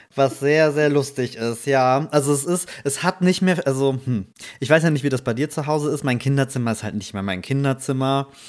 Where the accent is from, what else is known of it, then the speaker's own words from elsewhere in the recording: Rhineland-Palatinate, Germany; wir mussten äh, tatsächlich nach Trier, das ist ja so fünf Kilometer mhm. von, von meinem Heimatort.